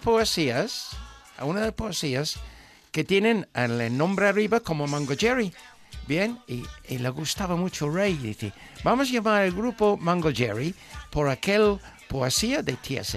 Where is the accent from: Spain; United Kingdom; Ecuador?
United Kingdom; England; moved away; soy un inglés